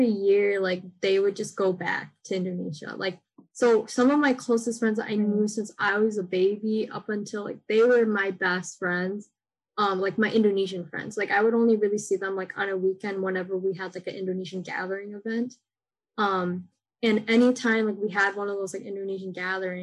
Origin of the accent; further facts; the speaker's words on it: United States; I grew up in American school